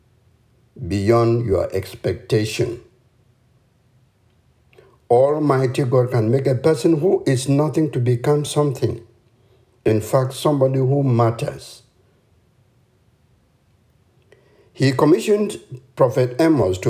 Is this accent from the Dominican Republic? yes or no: no; Cameroon; The name of the village I come from is Ito Ingi, subdivision in the nation of Cameroon on the African continent.